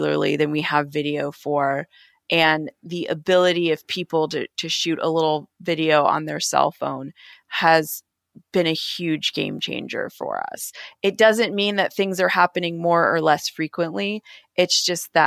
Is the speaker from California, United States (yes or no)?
no; Georgia, United States; I grew up in Georgia